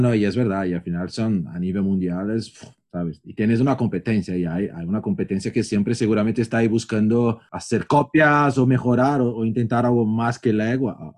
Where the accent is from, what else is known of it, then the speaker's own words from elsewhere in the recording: São Paulo, Brazil; moved away; also born or lived in Barcelona / Madrid; yo que por ejemplo vengo de São Paulo, que es un caos, después Barcelona, Madrid